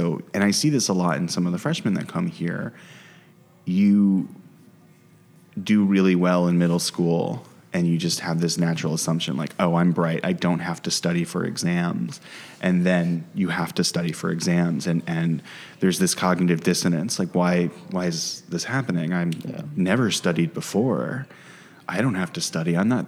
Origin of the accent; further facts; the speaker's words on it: United States; me being American and being a white guy was viewed as an asset